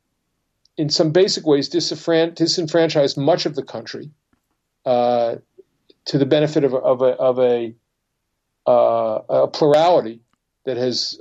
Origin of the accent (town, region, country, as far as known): United States